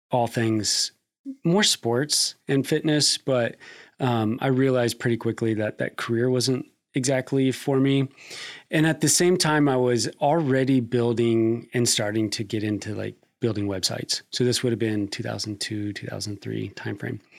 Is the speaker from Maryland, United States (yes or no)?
no; Nebraska, United States; now in Kentucky, United States; I came to Kentucky from Nebraska um, to pursue a career in uh, strength and conditioning.